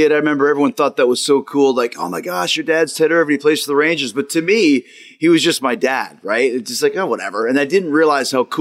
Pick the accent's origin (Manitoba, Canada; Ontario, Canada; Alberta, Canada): Alberta, Canada; Calgary; I grew up in Canada, and I was in Calgary